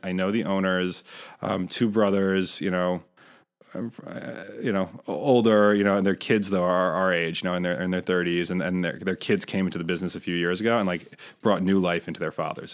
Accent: Rochester, New York, United States; moved away; I grew up in Rochester

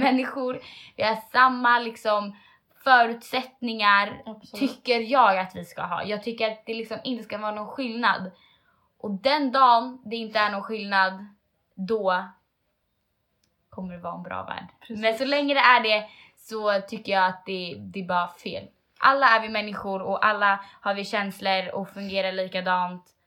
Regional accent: Sweden; jag är själv en svensk tjej. Liksom. Jag har mm. blivit uppvuxen äh, i en vanlig svenssonfamilj.

